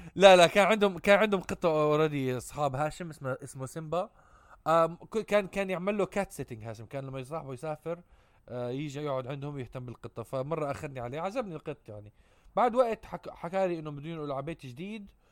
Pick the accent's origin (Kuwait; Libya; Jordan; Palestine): Jordan; Amman, Amman Governorate; ربيت بعمان